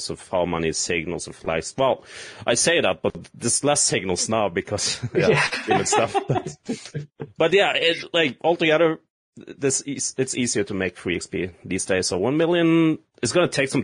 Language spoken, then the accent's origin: English; Norway; English is a second language; I'm from Norway